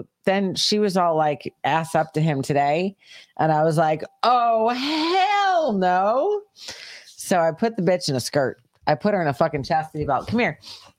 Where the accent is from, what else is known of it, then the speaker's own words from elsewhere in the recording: Ireland; Oh, yeah, because I'm Irish.